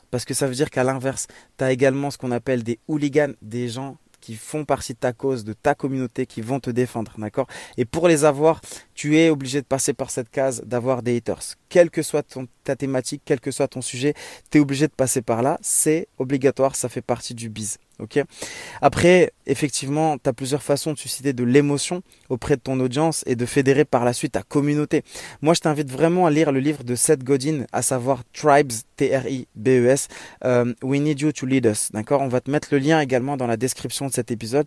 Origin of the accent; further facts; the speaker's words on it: Morocco; moved away as an adult; also born or lived in Germany / Strasbourg, France; revenir vivre Au soleil, dans mon pays natal, le Maroc